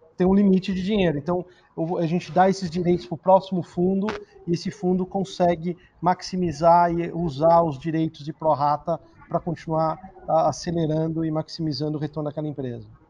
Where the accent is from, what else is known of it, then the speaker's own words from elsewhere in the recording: Brazil; eu me senti muito orgulhoso como brasileiro, latino-americano